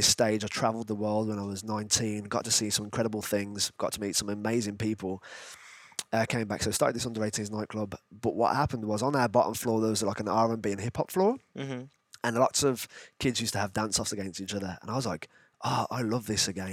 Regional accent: Birmingham, West Midlands, United Kingdom; moved away; also born or lived in Bolton; I'm originally from Birmingham, moved up to the north

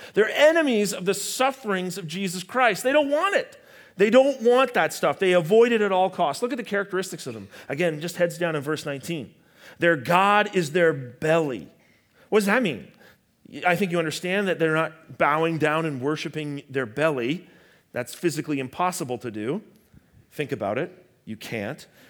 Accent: Canada; I'm Canadian

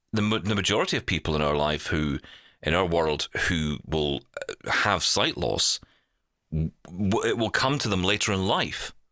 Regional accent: Glasgow, Scotland, United Kingdom; I grew up in East End of Glasgow

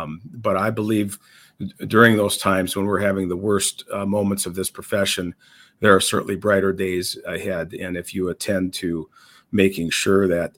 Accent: Minnesota, United States; I am from Minnesota, born and raised, and spent my entire life as a resident of this state in different corners of the state.

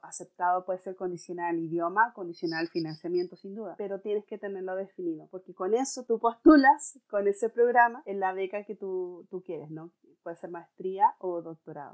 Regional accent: Chilean Patagonia, Magallanes and Chilean Antarctica, Chile; moved away as an adult; now in England; yo soy chilena, oriunda de la región de Magallanes, ubicada en la Patagonia chilena.

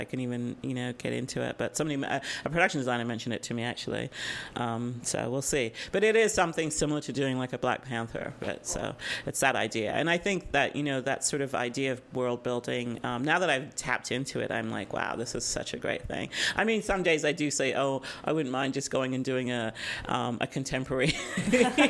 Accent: England, United Kingdom; now in North America; I was born in England

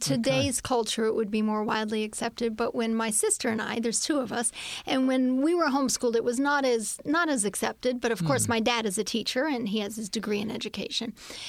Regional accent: Massachusetts, United States; also born or lived in Hagerstown, Maryland; So then we moved to Massachusetts. So most of my years from 8 on up, I lived in the city in New England, a city girl, and lived in Massachusetts.

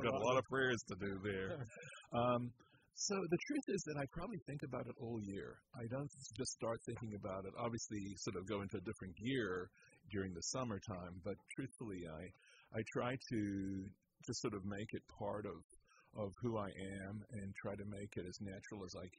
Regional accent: Durban, KwaZulu-Natal, South Africa; moved away as an adult; also born or lived in Connecticut; I was born in Connecticut, and as a baby, my dad, who was a rabbi, took a job in Durban, South Africa. That's where I got my public schooling and got through my BA, then came back to Cincinnati

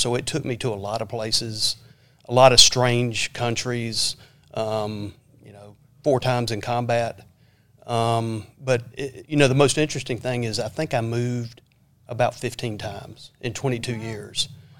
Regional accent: Lawrenceville, Georgia, United States; No, I'm from Lawrenceville, Georgia, a little northeast of Atlanta, in between Atlanta and Athens.

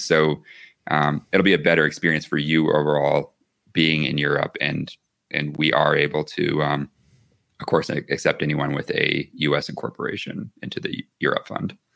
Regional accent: the South, United States; now in Santa Fe, United States; I'm originally from the the south

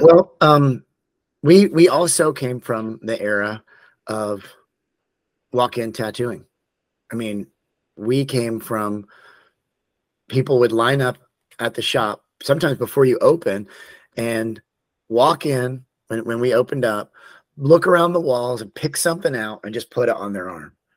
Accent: Tallahassee, Florida, United States; moved away; I'm originally from Tallahassee, Florida

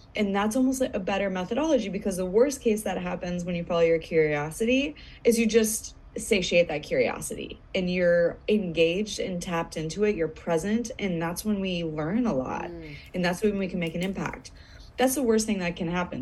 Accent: United States; moved away as an adult; back in my home country

